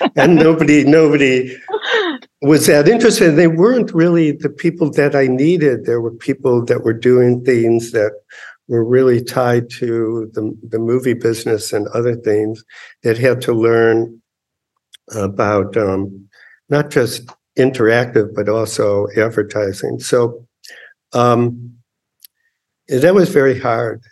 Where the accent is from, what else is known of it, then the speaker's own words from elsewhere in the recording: Chicago, Illinois, United States; I grew up in Chicago in public schools